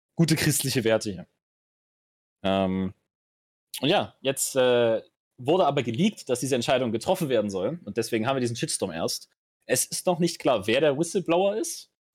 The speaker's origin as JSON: {"language": "German", "country": "Germany", "said": "bei uns in Deutschland"}